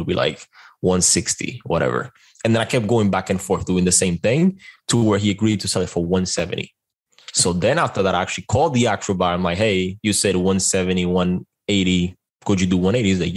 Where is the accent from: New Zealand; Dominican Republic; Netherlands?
Dominican Republic; moved away; I am originally from the Dominican Republic